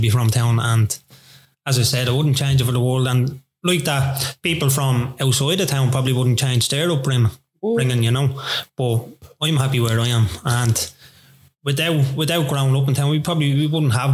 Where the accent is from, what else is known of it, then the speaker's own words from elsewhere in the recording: Dublin, Ireland; I'm from Greek Shree Flats